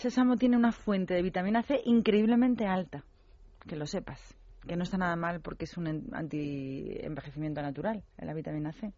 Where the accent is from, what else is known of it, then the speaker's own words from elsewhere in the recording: Madrid, Community of Madrid, Spain; yo soy de Madrid